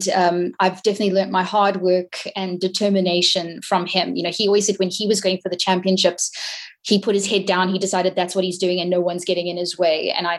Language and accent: English; Hong Kong; like I grew up in Hong Kong, and the music scene there, it almost isn't really a scene because it's so diverse.